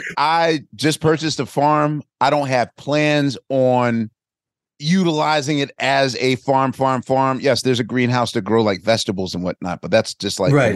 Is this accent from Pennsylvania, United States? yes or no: yes; Philadelphia, Pennsylvania, United States; growing up in Philadelphia